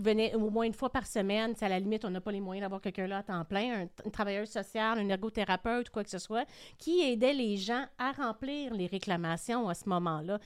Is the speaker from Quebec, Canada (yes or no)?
yes; Quebec, Canada; qu'on a en tant que Québécois